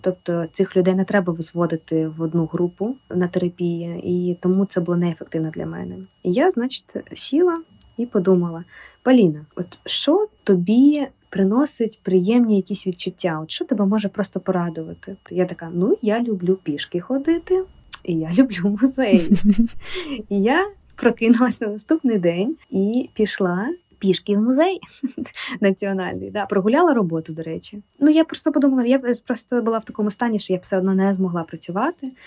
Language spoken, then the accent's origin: Ukrainian; Ukraine; moved away as an adult; also born or lived in Kyiv, Ukraine; now in Warsaw, Poland; я з України